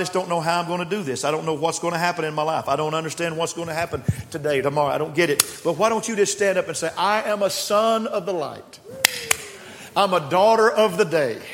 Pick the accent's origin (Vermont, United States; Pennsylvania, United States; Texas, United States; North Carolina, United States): Texas, United States; West; now in Austin, United States; I was raised in West Texas